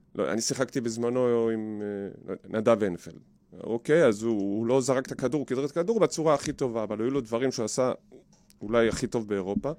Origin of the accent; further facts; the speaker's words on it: Givatayim, Tel Aviv District, Israel; בגבעתיים, גדלתי בגבעתיים